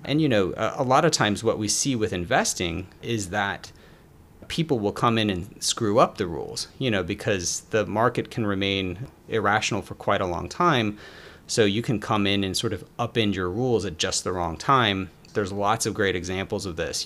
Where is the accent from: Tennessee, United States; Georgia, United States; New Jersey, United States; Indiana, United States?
Georgia, United States; Atlanta; also born or lived in Philadelphia; I'm from Atlanta, Georgia